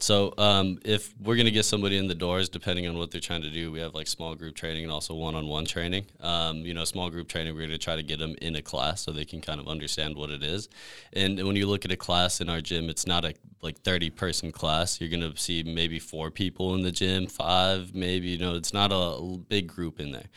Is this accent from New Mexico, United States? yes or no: yes; New Mexico, United States; moved away as an adult; also born or lived in Denver, Colorado; now in California, United States; I grew up in New Mexico